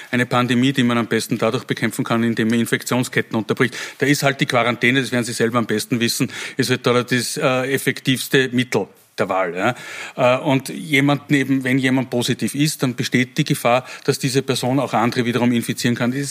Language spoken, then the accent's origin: German; Wels, Upper Austria, Austria; Äh, ich komme aus Wels